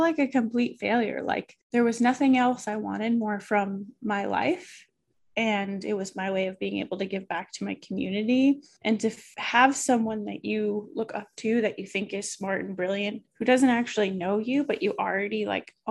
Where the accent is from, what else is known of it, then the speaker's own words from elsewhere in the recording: Oxford, Massachusetts, United States; I grew up in Oxford, Massachusetts.